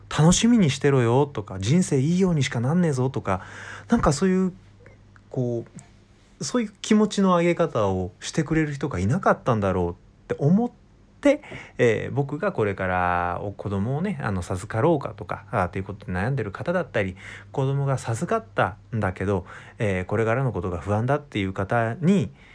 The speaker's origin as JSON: {"language": "Japanese", "region": "Wakayama", "country": "Japan", "tie": "born or raised there", "moved": "yes", "lives_now": "Kanagawa, Japan", "said": "僕の実家は和歌山県なんだけど"}